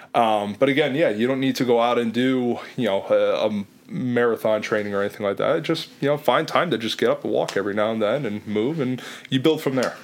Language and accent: English; Lehigh Valley, Pennsylvania, United States; moved away as an adult; also born or lived in Illinois / Philadelphia / South Jersey / Jersey Shore; I'm originally from Lehigh Valley, so I was familiar with the area